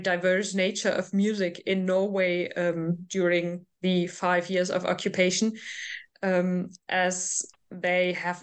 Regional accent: North Rhine-Westphalia, Germany; I'm from Western Germany, more specific from North Rhine-Westphalia

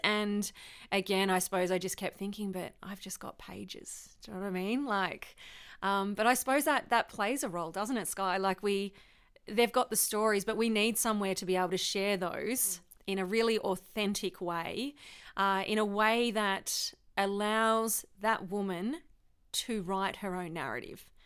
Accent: Victoria, Australia; I'm from Victoria

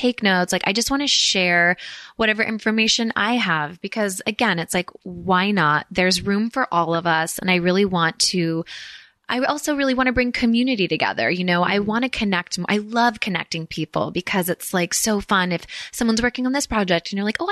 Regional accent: the Bay Area, Marin, California, United States; also born or lived in San Francisco; I grew up in the Bay. And then when my parents kind of yuppified a little bit more, we could afford to like live across the Golden Gate Bridge in Marin

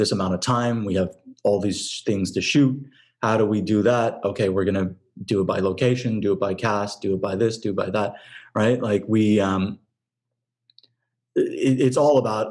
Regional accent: San Francisco Bay Area, California, United States; moved away as an adult; now in Los Angeles, United States; I'm from the Bay Area

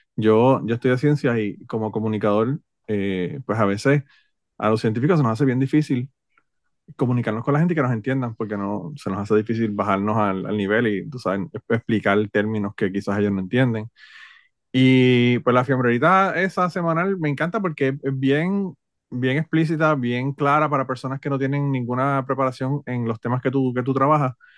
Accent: Utuado, Puerto Rico; los utuadeños somos como los ponceños

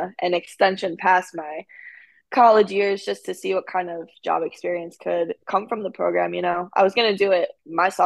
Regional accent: Connecticut, United States; moved away as an adult; now in Florida, United States; I'm from Connecticut

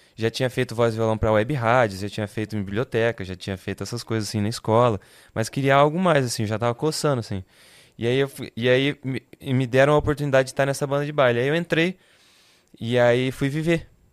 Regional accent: Votuporanga, São Paulo, Brazil; moved away as an adult; Eu sou nascido e crescido em Votuporanga, interior de São Paulo

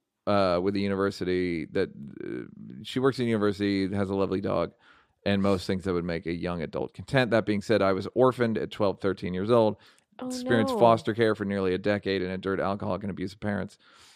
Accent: Monterey Park, California, United States; Growing up in Monterey Park, home of some of the best Asian food in town

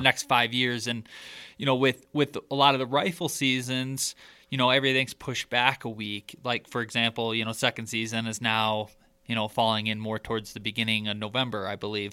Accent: Michigan, United States; growing up in Michigan

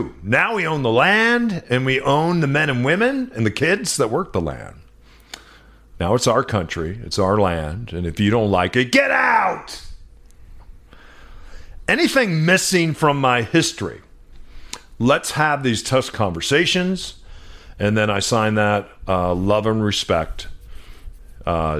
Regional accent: New Mexico, United States; moved away; I grew up in New Mexico on the footsteps of the Navajo and the Zuni Nation.

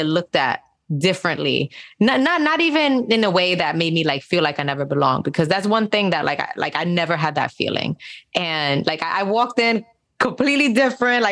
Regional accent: New York City, New York, United States; also born or lived in Spanish Harlem / Park Slope; I grew up in Castle Hill in the Bronx

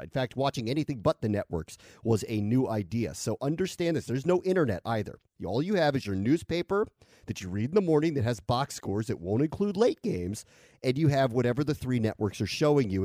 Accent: Washington, District of Columbia, United States; moved away; I grew up in Washington and did sports radio in Washington

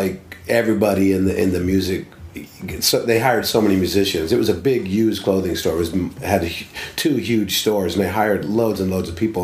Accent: Topeka, Kansas, United States; I'm from Kansas, from Topeka, Kansas

